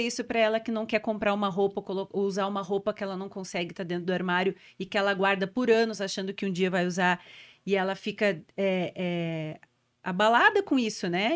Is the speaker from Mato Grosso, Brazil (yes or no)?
no; Porto Alegre, Rio Grande do Sul, Brazil; also born or lived in São Paulo; A gente é do Rio Grande do Sul, eu sou de Porto Alegre